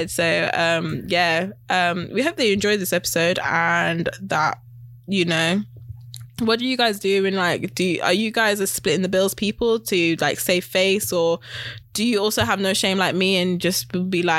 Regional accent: West Midlands, United Kingdom; now in London, United Kingdom; I'm from West Midlands. But yeah. Up north. I'm from up north

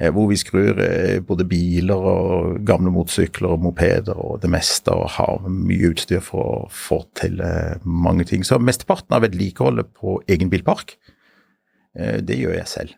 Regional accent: Sørlandet, Norway; also born or lived in Bergen; Jeg er oppvokst på Sørlandet, men jeg er født i Bergen.

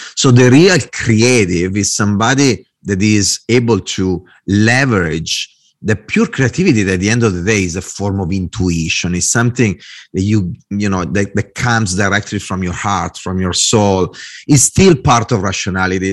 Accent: Italy; English is a second language; moved away as an adult; also born or lived in Milan / Dublin; I'm a designer, I'm Italian

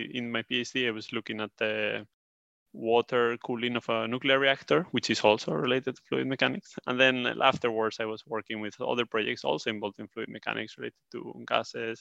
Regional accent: Spain; moved away as an adult; now in Sweden; I'm from Spain, but I live in, uh, Sweden

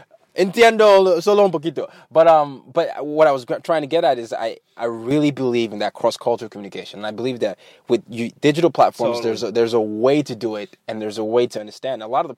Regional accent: Nigeria; also born or lived in Washington Heights, New York; now in New York, United States; I'm from Nigeria, but I live in New York.

